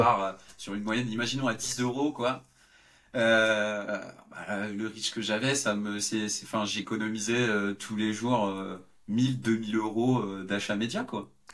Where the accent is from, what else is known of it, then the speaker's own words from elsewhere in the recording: Yvelines suburbs, Île-de-France, France; je venais de la banlieue des Yvelines